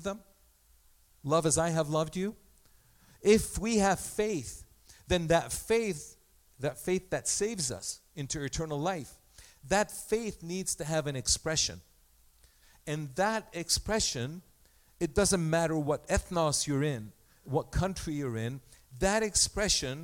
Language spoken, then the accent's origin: English; Egypt; also born or lived in Armenia (ancestry); now in Canada; I was born in Egypt. Egypt is my mother land.